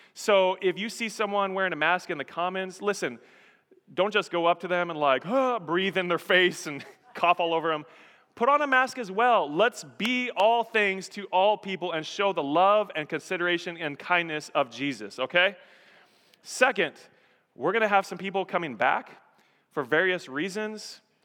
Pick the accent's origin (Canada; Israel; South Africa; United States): United States; Colorado; moved away as an adult; also born or lived in Texas / Nevada; I was born and raised in Colorado, grew up in Colorado, was there for several years through college